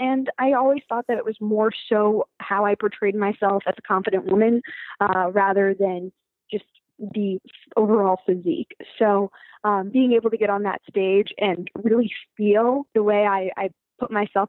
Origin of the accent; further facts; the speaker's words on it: Washington, District of Columbia, United States; So I grew up in Washington, D.C. Well, partially grew up there.